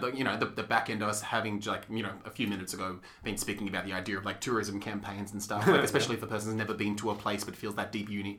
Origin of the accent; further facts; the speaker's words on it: Melbourne, Victoria, Australia; growing up in Melbourne, being here